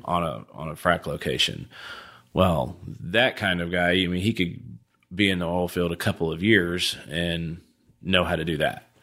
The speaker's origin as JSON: {"language": "English", "town": "Houston", "region": "Texas", "country": "United States", "said": "from Houston, I'm a huge Astros fan"}